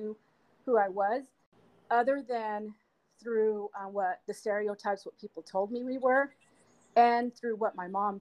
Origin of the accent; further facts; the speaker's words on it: Salt Lake City, Utah, United States; moved away as an adult; now in Sacramento, United States; I grew up in Salt Lake City, Utah